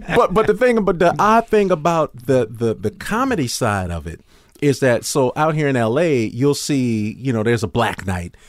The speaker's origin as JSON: {"language": "English", "town": "Chicago", "region": "Illinois", "country": "United States", "said": "I was from Chicago"}